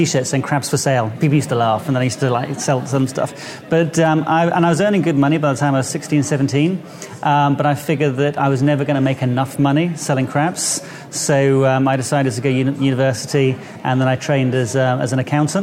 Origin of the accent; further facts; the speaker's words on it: South West England, United Kingdom; I grew up in this tiny little fishing village in the southwest of England